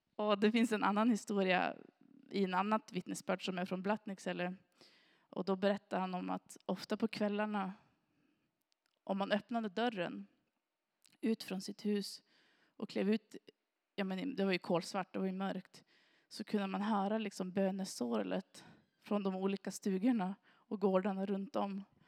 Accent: Granö, Västerbotten County, Sweden; also born or lived in Sorsele; jag har ju vuxit upp här i kommunen och jag har vuxit upp i Granö.

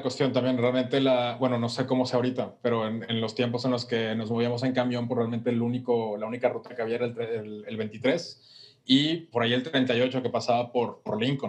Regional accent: Monterrey, Nuevo León, Mexico; also born or lived in Paseo de Cumbres; yo crecí eh, realmente en Mitras

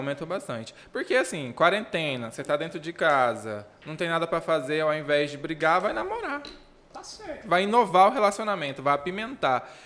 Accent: Rondonópolis, Mato Grosso, Brazil; also born or lived in Costa Marques, Rondônia; eu só nasci em Rondônia, eu fui adotado com seis meses de vida

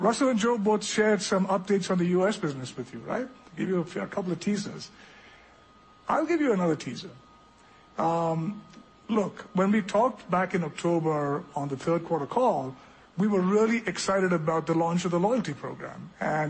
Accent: India; also born or lived in Europe; now in United States; I grew up in India, but I've actually spent about 30 years living between the United States and different countries in Europe, four different countries in Europe.

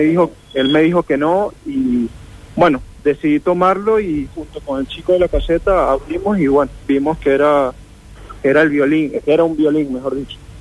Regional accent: Venezuela; moved away; de Venezuela

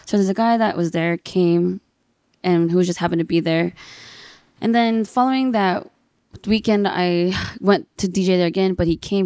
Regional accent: Fontana, California, United States; moved away as an adult; now in Brea, United States; I'm a Filipino Chinese American from the I E, Fontana

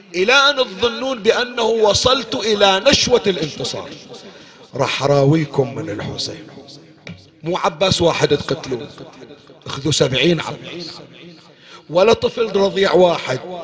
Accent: Bahrain; عندنا بالبحرين

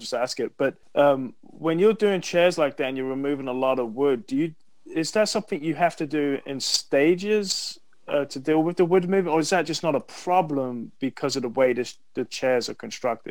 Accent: United Kingdom; I'm British.

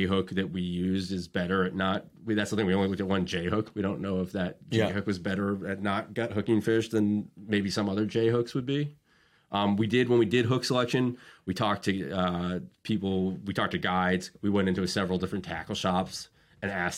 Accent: United States; moved away as an adult; now in Massachusetts, United States; I grew up in Long Island Sound

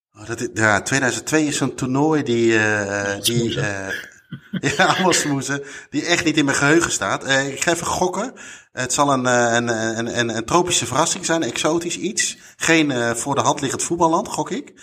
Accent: Netherlands; wij als Nederlanders

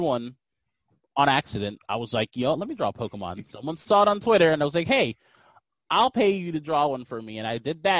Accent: Fort Lauderdale, Florida, United States; I am from Florida, born and raised

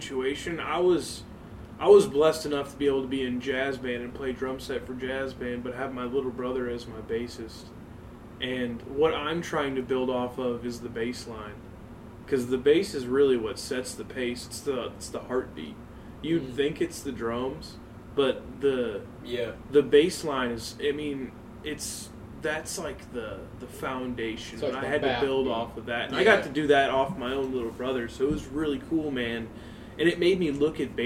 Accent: Jefferson County, Missouri, United States; We're from Jefferson County, Missouri

